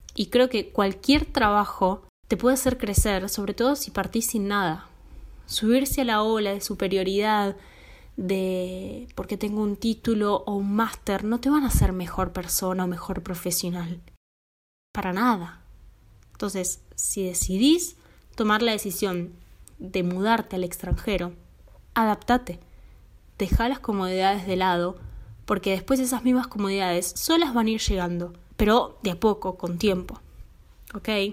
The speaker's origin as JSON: {"language": "Spanish", "country": "Argentina", "also_born_or_lived": "Finland", "moved": "as an adult", "lives_now": "Italy", "said": "vivo en Italia, soy argentina"}